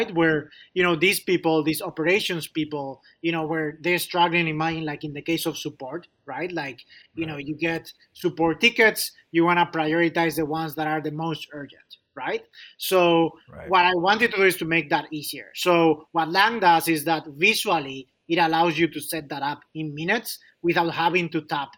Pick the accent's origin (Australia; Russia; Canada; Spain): Spain; moved away as an adult; also born or lived in Chicago; now in United States; I'm originally from Spain